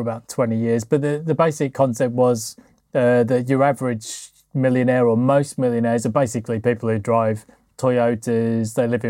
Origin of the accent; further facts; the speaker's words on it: Yorkshire and the Humber, United Kingdom; So I grew up in South Yorkshire, and obviously the most famous sportsman was Jeff Boycott.